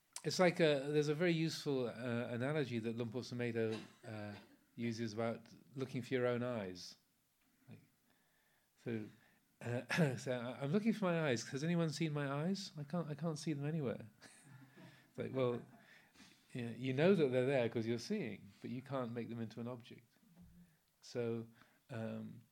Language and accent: English; England, United Kingdom; I'm English, I've got an American passport as well